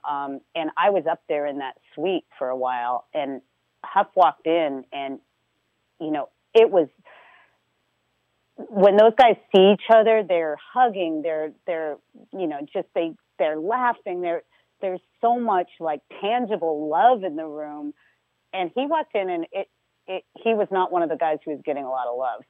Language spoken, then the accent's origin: English; Marin, California, United States; I grew up in Marin